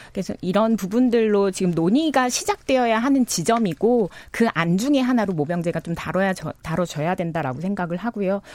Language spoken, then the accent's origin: Korean; Jeju, South Korea; 전 제주에서 왔기 때문에